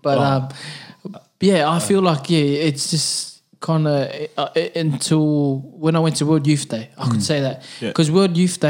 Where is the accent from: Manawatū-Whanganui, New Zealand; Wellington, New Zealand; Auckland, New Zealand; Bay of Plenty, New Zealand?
Auckland, New Zealand; I was brought up in the Catholic Church in New Zealand. Grey Lynn, St. Joseph is my church, or St. Joseph's.